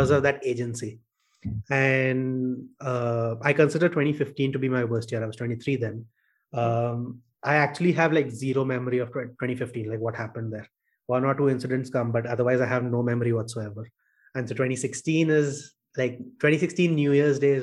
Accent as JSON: {"language": "English", "town": "Kolkata", "region": "West Bengal", "country": "India", "also_born_or_lived": "Bangalore", "moved": "as an adult", "said": "I came to Bangalore away from Calcutta"}